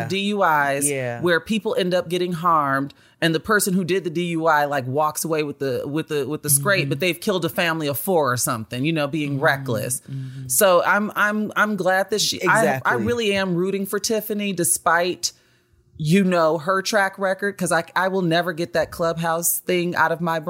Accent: Chicago, Illinois, United States; He is from Chicago, and I say this as a Chicagoan.

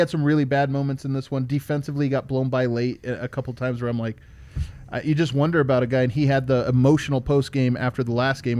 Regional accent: Colorado, United States; And just because we're from Colorado.

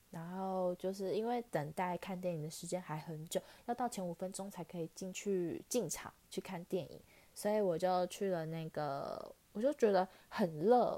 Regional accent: Taichung, Taiwan; 我是台中人嘛

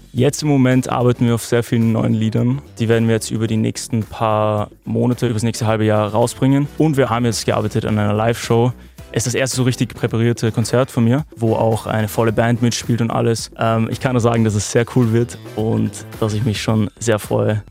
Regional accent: Vienna, Austria; also born or lived in Lower Austria; Ich bin 19 und ich komme aus Wien

